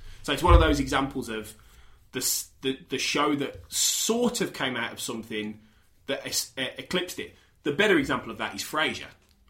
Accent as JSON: {"language": "English", "town": "Manchester", "region": "North West England", "country": "United Kingdom", "said": "I'm from Manchester, I am, yeah."}